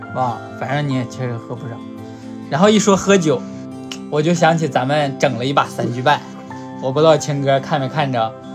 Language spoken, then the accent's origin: Chinese; Hulunbuir, Inner Mongolia, China; now in southern China; 呼伦贝尔的